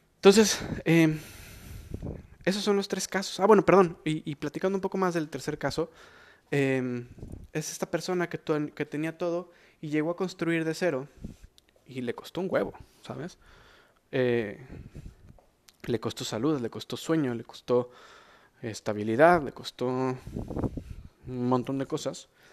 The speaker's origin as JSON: {"language": "Spanish", "country": "Mexico", "said": "soy mexicano"}